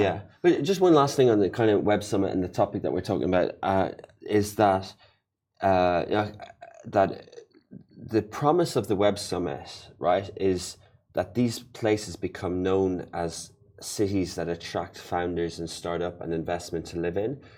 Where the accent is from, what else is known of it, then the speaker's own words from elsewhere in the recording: Ireland; moved away; my home country, Ireland